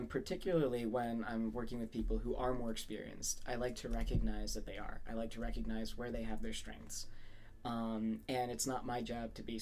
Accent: Saudi Arabia; moved away as an adult; now in United States; I was born and raised in Saudi Arabia

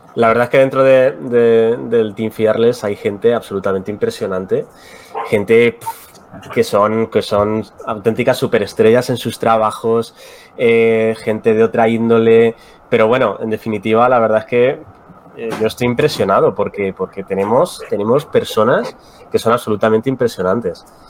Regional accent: Spain; también somos españoles

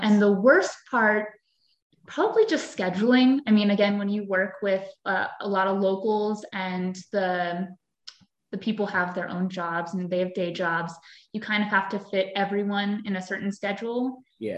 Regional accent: Fairfield, Pennsylvania, United States; I grew up in Fairfield, Pennsylvania

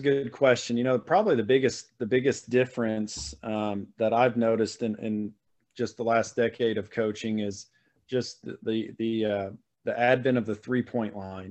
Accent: Missouri, United States; born and raised in Missouri, so I've spent my my whole life in Missouri, mid Missouri mostly

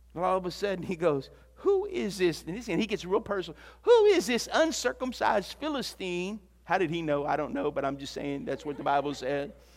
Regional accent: Louisiana, United States; also born or lived in Texas; I was from Louisiana

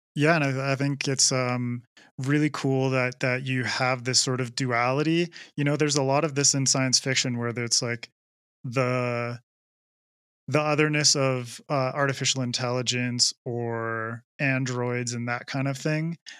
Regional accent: Canada; I'm, I'm from Canada

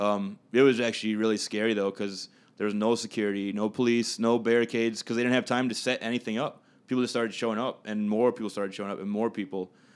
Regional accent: Minnetonka, Minnesota, United States; my family and I moved out to Minnetonka when I was seven

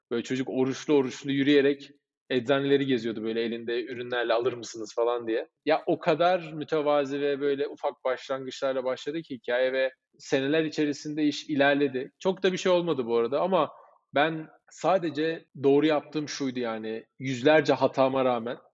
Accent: Cyprus; Kıbrıslıyız biz.

